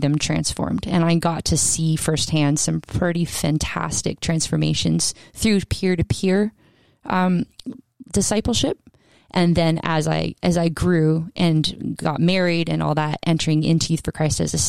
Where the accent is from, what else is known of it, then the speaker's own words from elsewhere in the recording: Canada; also born or lived in Scotland; I was from Canada and went there